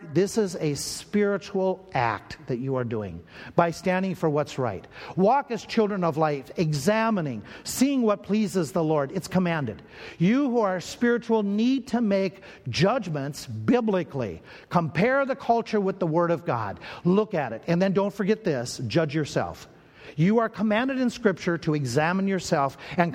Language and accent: English; Minnesota, United States; I grew up in Minnesota. And growing up in Minnesota, that area, one of the churches I went to was called Berean Baptist Church there in the Twin Cities